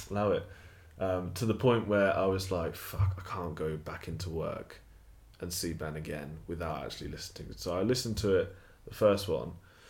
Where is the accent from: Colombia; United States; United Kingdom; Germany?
United Kingdom; Stratford, England; I grew up in Stratford, majority of the people in my life are white